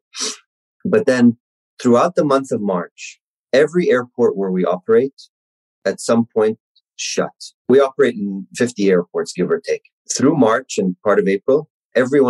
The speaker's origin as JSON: {"language": "English", "country": "Kuwait", "tie": "born or raised there", "moved": "yes", "said": "I was born and raised in Kuwait"}